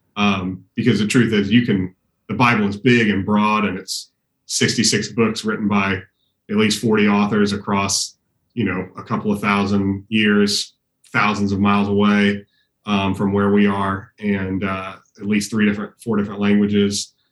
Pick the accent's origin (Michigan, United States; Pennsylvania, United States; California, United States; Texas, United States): Texas, United States; Austin; I was born and raised here in Austin, was gone for a while doing uh, undergrad and, and, seminary, and then we moved back